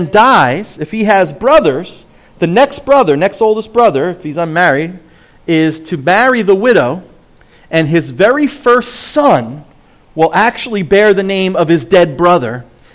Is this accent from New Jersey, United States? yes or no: yes; Point Pleasant, New Jersey, United States; I'm from Point Pleasant, New Jersey, a beach town